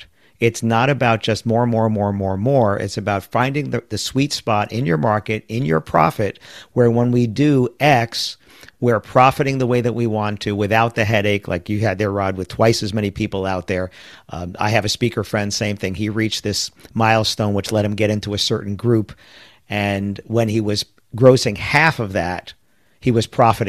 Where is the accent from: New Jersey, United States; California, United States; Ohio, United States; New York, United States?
New York, United States; New York City; I grew up in New York City in a county called Queens County, one of the five boroughs